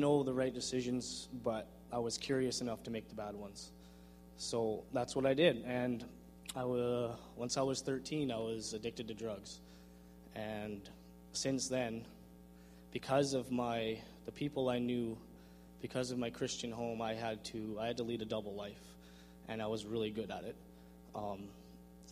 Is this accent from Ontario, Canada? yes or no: no; Vernon, British Columbia, Canada; born or raised there; also born or lived in Langley, British Columbia